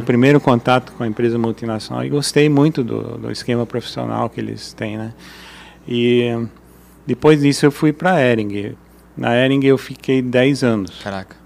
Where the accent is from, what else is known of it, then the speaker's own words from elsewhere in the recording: Brazil; also born or lived in Germany; A gente como brasileiro